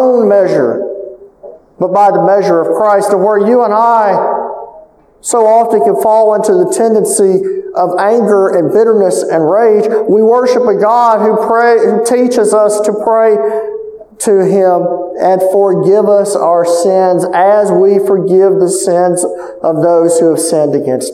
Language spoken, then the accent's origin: English; Calcasieu Parish, Louisiana, United States; I'm from Calcasieu Parish